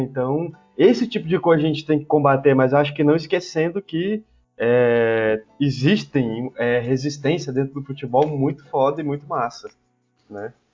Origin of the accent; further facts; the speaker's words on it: Paraná, Brazil; now in Goiânia, Brazil; eu nasci no Paraná